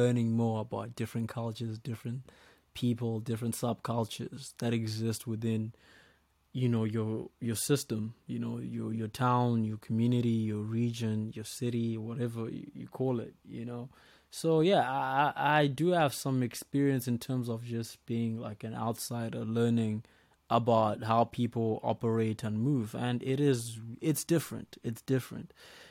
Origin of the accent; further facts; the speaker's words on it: Zimbabwe; the culture back in my country, you know, because I'm Zimbabwean.